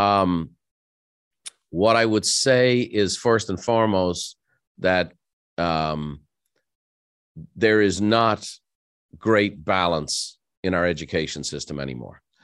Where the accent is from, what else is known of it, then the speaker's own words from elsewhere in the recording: Ireland; moved away as an adult; now in United States; growing up in Ireland